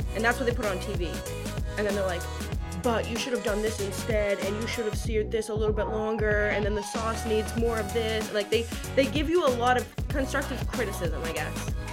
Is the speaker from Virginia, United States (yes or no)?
no; Massachusetts, United States; I'm from a big family. I'm from Massachusetts